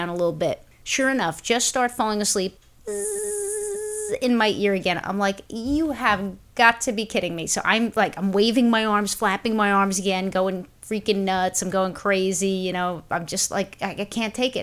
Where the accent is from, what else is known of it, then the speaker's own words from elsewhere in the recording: New York City, New York, United States; when I was growing up in Brooklyn